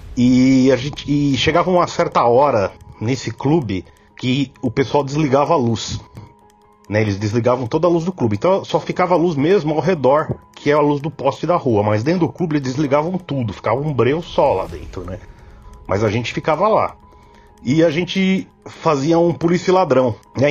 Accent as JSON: {"language": "Portuguese", "region": "São Paulo", "country": "Brazil", "said": "sou de São Paulo"}